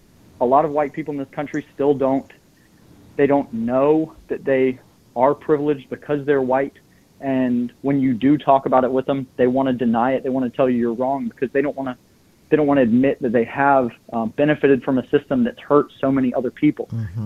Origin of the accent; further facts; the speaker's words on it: Georgia, United States; now in Rochester, United States; So I live in Rochester, Minnesota. I grew up in Georgia in a small town, lived in three different states in the South, and I'm on my third state in the Midwest. That's six different states.